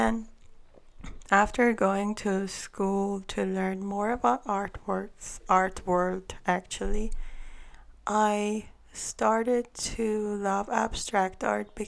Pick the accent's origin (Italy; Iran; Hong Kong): Iran; first language Armenian; English is a second language; moved away as an adult; I'm from Iran, but I'm Armenian. So over there we are a minority group. So we immigrated here